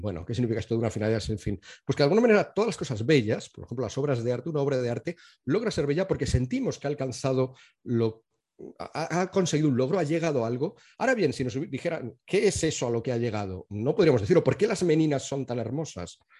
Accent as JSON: {"language": "Spanish", "country": "Spain", "said": "Yo me entiendo como español"}